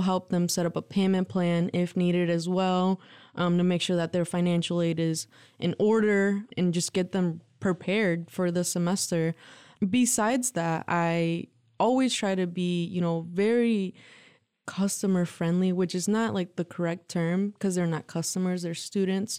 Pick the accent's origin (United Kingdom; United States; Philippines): United States; Lansing, Michigan; born or raised there; also born or lived in Mexico